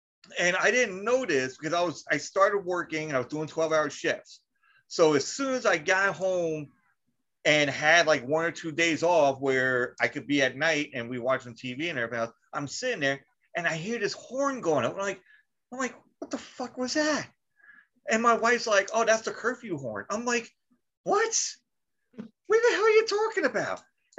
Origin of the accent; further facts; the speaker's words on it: New York, United States; I'm like, I'm from New York.